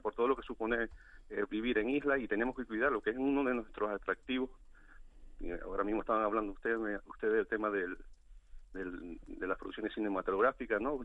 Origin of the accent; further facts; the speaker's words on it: Valle Gran Rey, Canary Islands, Spain; yo soy de La Gomera, de Valleran Rey